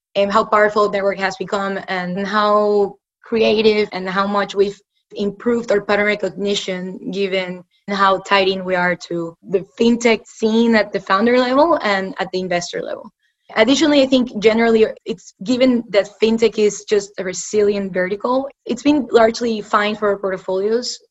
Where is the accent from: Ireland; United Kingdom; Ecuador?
Ecuador; moved away as an adult; also born or lived in United States; I'm originally from Ecuador. I was born and raised there. I came to the US for school.